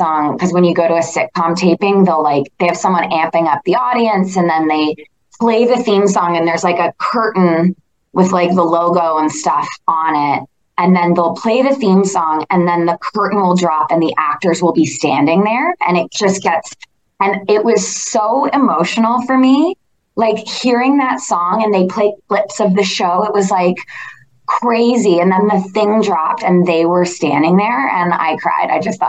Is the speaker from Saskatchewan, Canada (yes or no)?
no; Toronto, Ontario, Canada; And I just sort of said, like, I'm from Toronto.